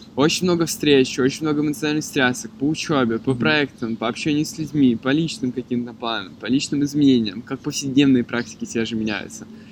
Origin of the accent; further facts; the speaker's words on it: Moscow, Russia; also born or lived in Yalta; Я родился и вырос в Москве, и мне, конечно, как жителю Москвы, очень равнинного города